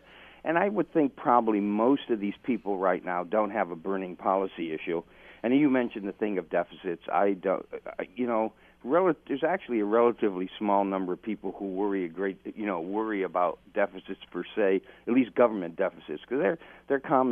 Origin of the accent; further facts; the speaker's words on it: Dundas, Ontario, Canada; Dundas, my hometown